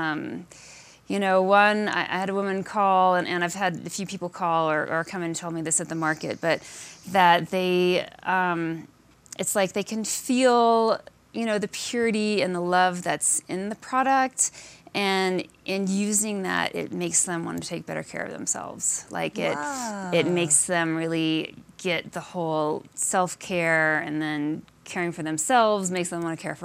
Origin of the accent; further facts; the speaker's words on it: Alaska, United States; I grew up in Alaska